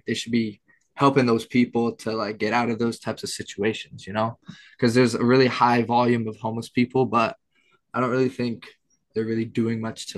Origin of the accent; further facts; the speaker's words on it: Bay Area, California, United States; We're all from the Bay Area